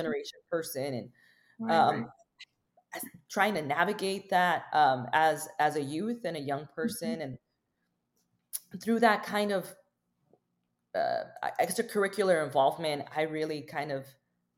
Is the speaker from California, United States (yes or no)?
yes; Los Angeles, California, United States; born and raised in Los Angeles.